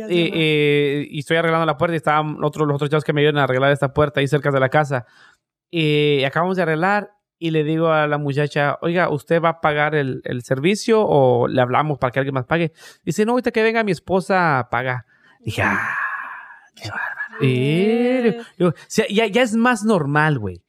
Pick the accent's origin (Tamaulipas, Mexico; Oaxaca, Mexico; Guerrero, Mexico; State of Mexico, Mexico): Tamaulipas, Mexico; Matamoros; now in Oklahoma, United States; Yo soy de Matamoros, Tamaulipas.